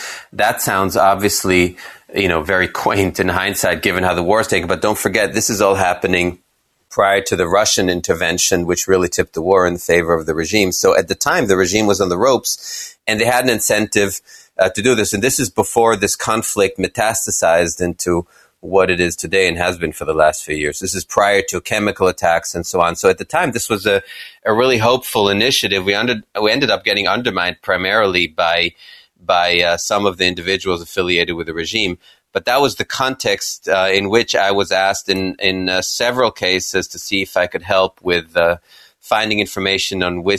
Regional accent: Kenya; also born or lived in Israel; I was born in Israel and grew up in Kenya as a little boy in the 60s.

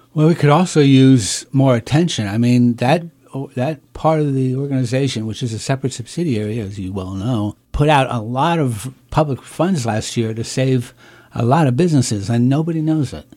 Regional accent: United States

